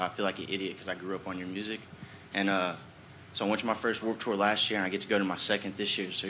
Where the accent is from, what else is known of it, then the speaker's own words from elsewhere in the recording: Mississippi, United States; I'm from Mississippi.